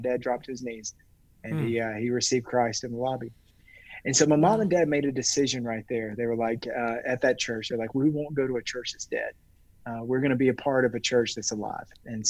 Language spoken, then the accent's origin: English; Lawrenceville, Georgia, United States; moved away as an adult; now in Nashville, United States; I grew up in Lawrenceville, Georgia